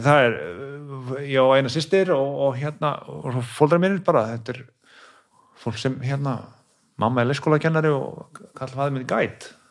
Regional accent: Kópavogur, Capital Region, Iceland; now in Garðabær, Iceland; Ég er úr Kópói

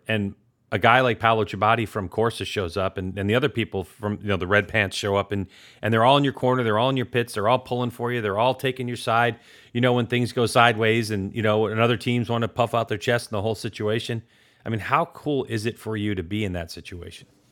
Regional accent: Northeast, United States; moved away; I'm originally from the Northeast

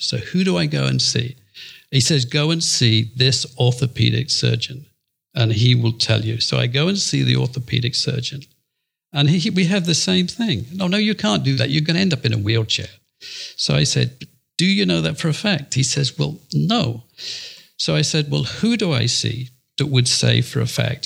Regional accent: Yorkshire and the Humber, United Kingdom; moved away as an adult; also born or lived in Hong Kong; in England, and I'm in Yorkshire

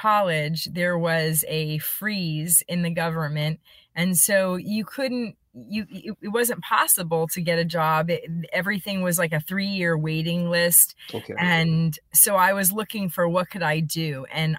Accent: Allentown, Pennsylvania, United States; moved away; I grew up in Allentown, Pennsylvania.

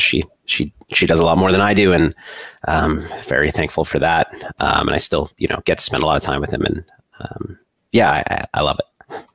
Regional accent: Maryland, United States; moved away as an adult; also born or lived in Madison, Wisconsin; I grew up in Maryland

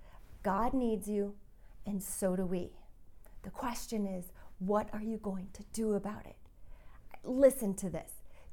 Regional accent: Colorado, United States; I'm from Colorado.

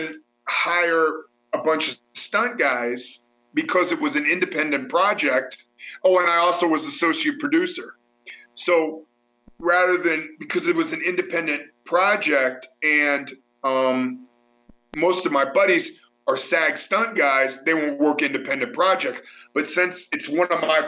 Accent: Mansfield, Ohio, United States; my hometown

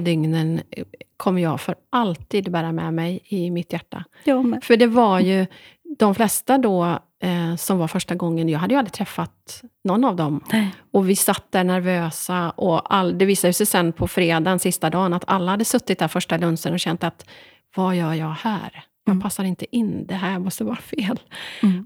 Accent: Dalsland, Västra Götaland, Sweden; två dalslänningar

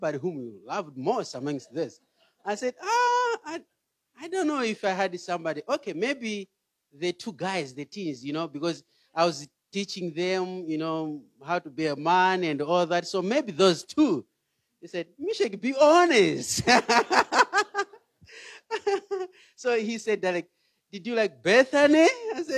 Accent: Malawi; moved away; I'm from Malawi

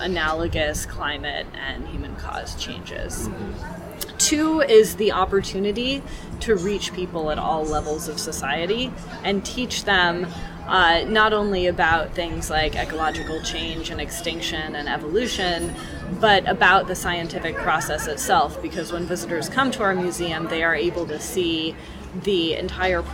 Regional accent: Portland, Oregon, United States; moved away; I'm actually from Portland, Oregon

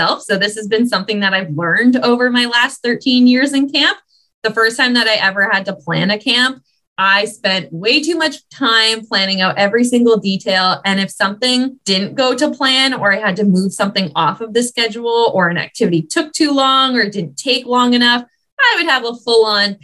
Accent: Ottawa, Ontario, Canada; now in British Columbia, Canada; I grew up in Ottawa

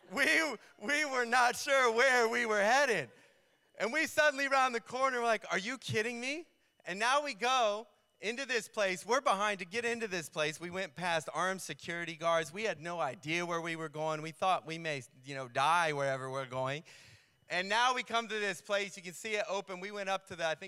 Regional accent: New York, United States; I was from New York

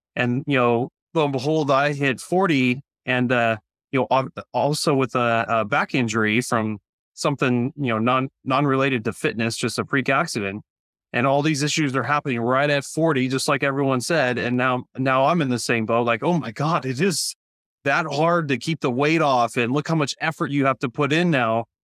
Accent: Central California, United States; also born or lived in Orange County, California; I grew up here in Central California

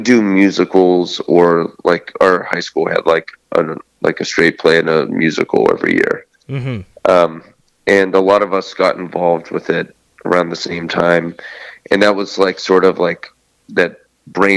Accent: Steubenville, Ohio, United States; I'm from Steubenville, Ohio.

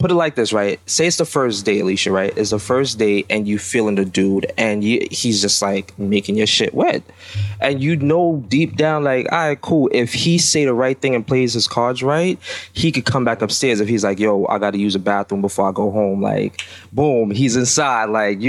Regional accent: Jamaica; I'm Jamaican.

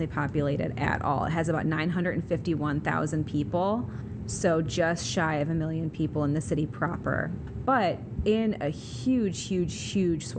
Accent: Detroit, Michigan, United States; I was raised in Detroit

